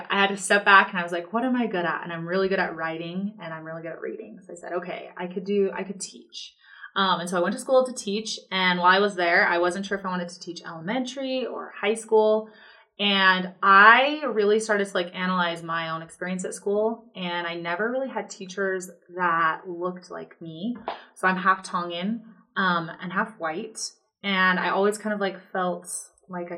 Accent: Tooele, Utah, United States; also born or lived in Stansbury Park, Utah; I'm from Tooele. I grew up there. I went to high school there, graduated there

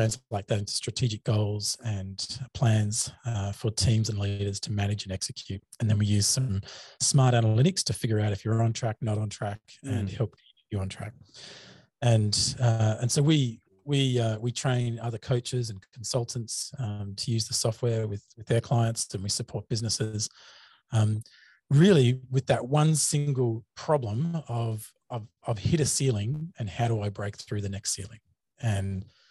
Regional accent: Gold Coast, Queensland, Australia; accent: Australian; I'm obviously Australian. G'day. You've probably heard that in the accent already. I herald from a place in Australia called

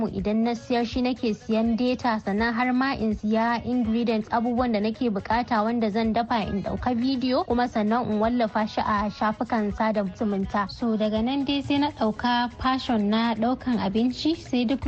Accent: Katsina, Nigeria; also born or lived in Kontagora, Niger State (ancestral); ni yar asalin kwantagora ce a jihar niger amma an haife ni a katsina kuma a katsina na girma na yi karatu karatu a jami'ar Umar Musa Aduwa da ke a cikin jihar Katsina.

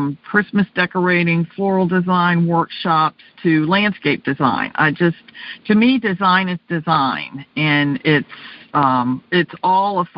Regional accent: Virginia, United States; Growing up in Virginia

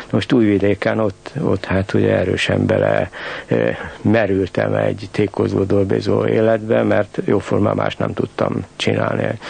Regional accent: Bratislava, Bratislava Region, Slovakia; moved away as an adult; also born or lived in Czechoslovakia / Novi Sad; now in Budapest, Hungary; élek én pozsonyiként Budapesten

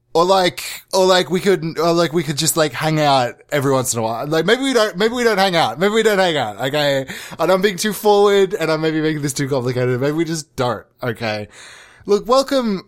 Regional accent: Australia; accent: Australian; I was birthed in Australia. I'm Australian

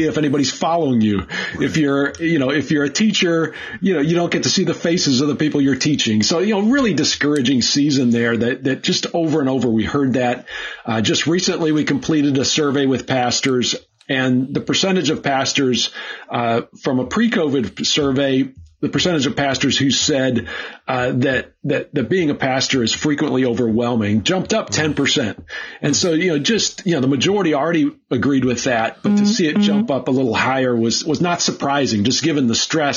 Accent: Minnesota, United States; moved away; also born or lived in Pennsylvania; when I moved away from Minnesota

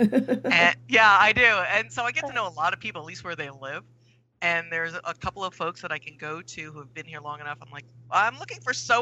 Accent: New York, United States; moved away as an adult; now in Cordova, United States; I grew up in New York

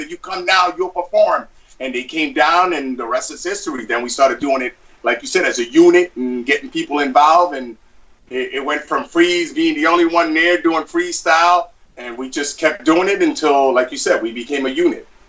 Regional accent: New York City, New York, United States; I was born and raised in Brooklyn

